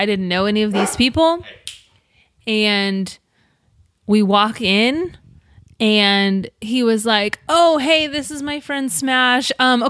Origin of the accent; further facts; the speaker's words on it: Florence, Colorado, United States; moved away; Florence, Colorado, my hometown